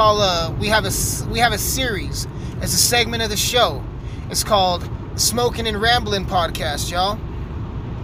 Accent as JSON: {"language": "English", "region": "Colorado", "country": "United States", "said": "I'm from Colorado"}